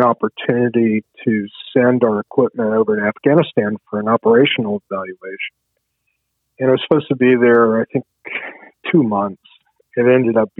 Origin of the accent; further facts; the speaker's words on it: Charlottesville, Virginia, United States; when I grew up, it was like, I'm getting out of Charlottesville